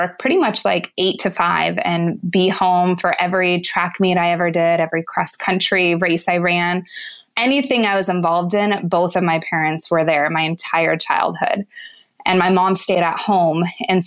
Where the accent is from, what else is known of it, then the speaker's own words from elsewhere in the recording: Lancaster, California, United States; I grew up in Southern California in a town called Lancaster.